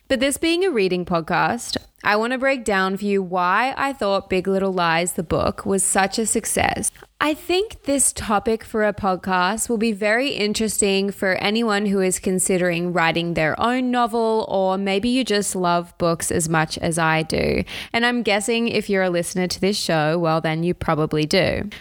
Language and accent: English; Australia; as an Australian myself